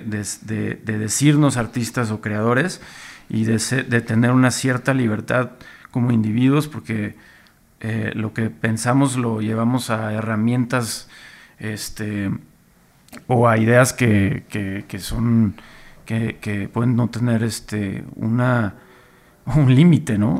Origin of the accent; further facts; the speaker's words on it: Monterrey, Nuevo León, Mexico; como regio, como yo que crecí allá y justo llegué como en plena época de la avanzada regia a Monterrey